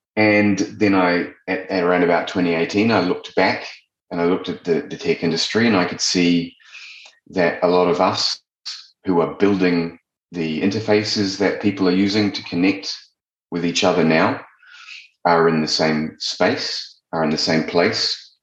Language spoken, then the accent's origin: English; New Zealand; moved away; also born or lived in London; I'm originally from New Zealand and I left and I went and lived in London, like a lot of us